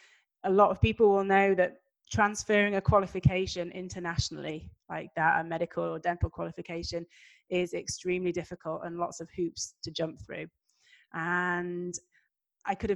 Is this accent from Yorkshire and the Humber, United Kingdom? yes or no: yes; Yorkshire and the Humber, United Kingdom; moved away as an adult; now in Bentonville, United States; I am originally from England, Yorkshire to be specific, which is in the north of England.